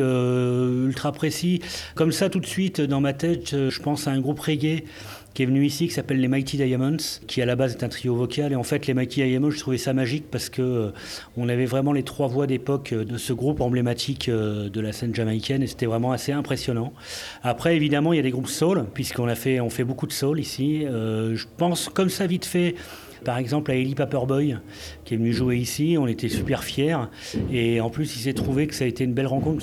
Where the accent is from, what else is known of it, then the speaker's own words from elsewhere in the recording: Grenoble, Auvergne-Rhône-Alpes, France; moved away as an adult; now in Beauvais, France; je suis de Grenoble